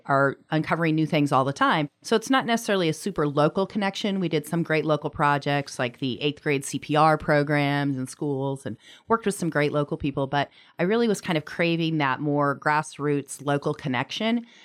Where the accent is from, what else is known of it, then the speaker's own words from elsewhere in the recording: Anchorage, Alaska, United States; moved away; I'm from Anchorage originally, but hadn't lived here in a number of years